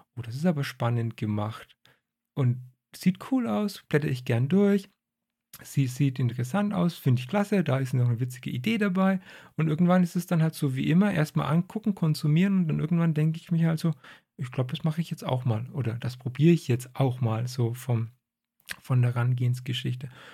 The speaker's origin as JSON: {"language": "German", "area": "Franconia", "region": "Bavaria", "country": "Germany", "said": "ich komme aus Franken."}